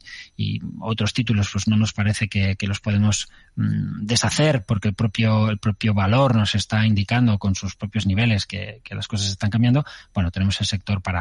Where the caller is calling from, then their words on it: Almería, Andalusia, Spain; de Almería.